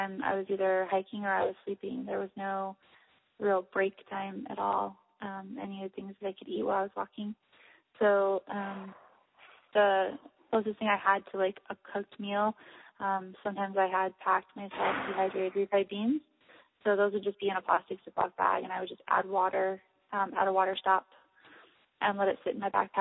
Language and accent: English; Michigan, United States; I grew up in Michigan, and my family has long roots there